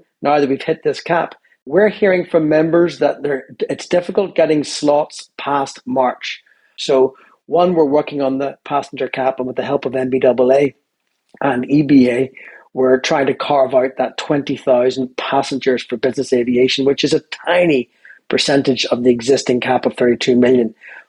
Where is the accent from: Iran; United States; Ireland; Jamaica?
Ireland